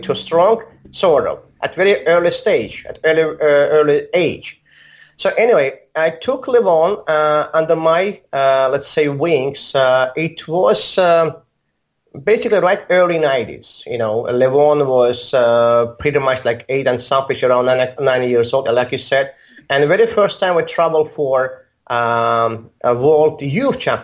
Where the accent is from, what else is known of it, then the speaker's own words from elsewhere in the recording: Baku, Azerbaijan; English is a second language; also born or lived in Moscow, Russia; now in Armenia; I'm originally from the same city as Mamedyar, from Baku, Azerbaijan